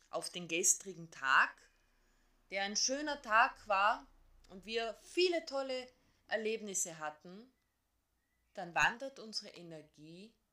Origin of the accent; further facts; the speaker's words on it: Carinthia, Austria; born there; ich bin gebürtige Kärntnerin.